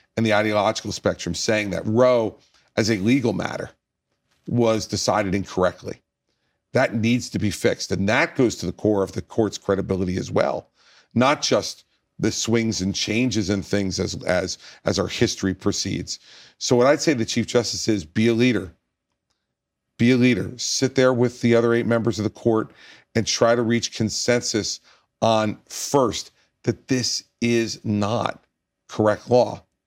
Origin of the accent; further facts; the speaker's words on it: New Jersey, United States; my home state of New Jersey